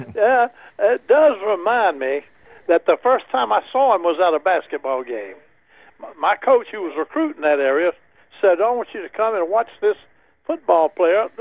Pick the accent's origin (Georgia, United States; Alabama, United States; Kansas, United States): Alabama, United States; moved away; I was raised in Alabama